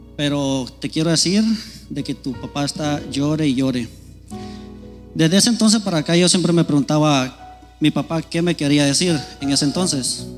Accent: Guatemala; moved away; yo soy de Guatemala

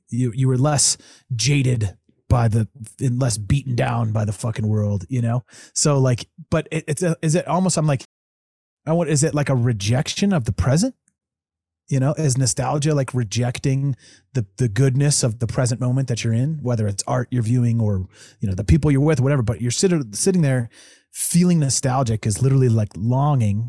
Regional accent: Evergreen, Colorado, United States; also born or lived in Denver, Colorado; I was born down in Denver, but, you know, li, grew up in Evergreen

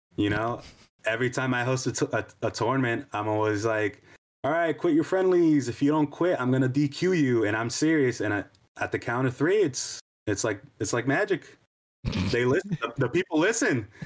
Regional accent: New York, United States; I grew up in New York

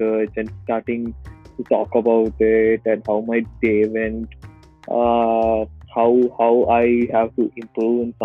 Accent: South India, India; moved away; I'm from South India, where we speak Tamil. So I grew up with all these Tamil songs in the 90s

